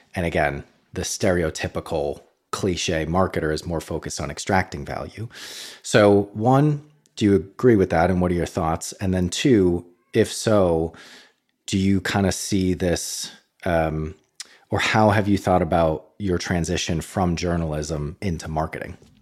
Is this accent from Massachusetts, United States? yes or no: yes; Boston, Massachusetts, United States; moved away as an adult; as an American who grew up in Boston